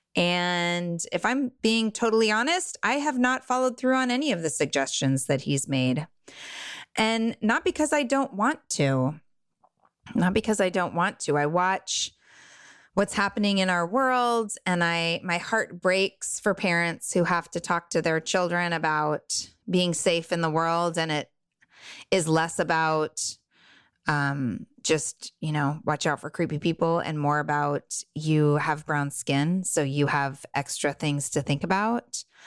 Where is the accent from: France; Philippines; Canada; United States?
United States; Southern California; I grew up in Southern California in a bubble of wealth